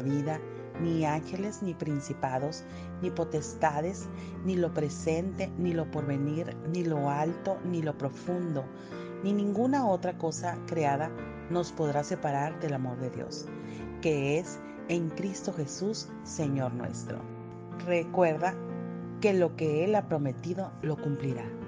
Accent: Mexico; Soy de México

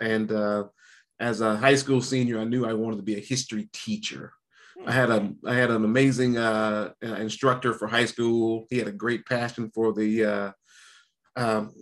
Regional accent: North Carolina, United States; I'm from North Carolina

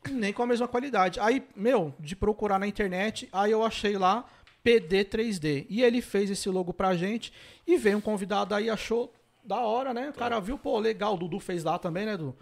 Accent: São Paulo, Brazil; eu sou da ZL

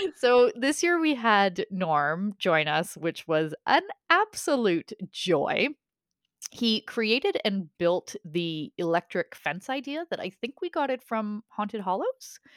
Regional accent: Canada

